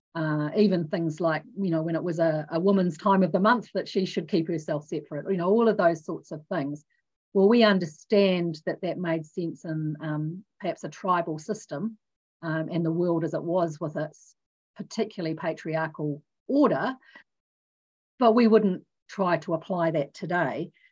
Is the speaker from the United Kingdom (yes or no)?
no; New Zealand; also born or lived in Australia; being a New Zealander, being in New Zealand, having also trained in the Salvation Army in Australia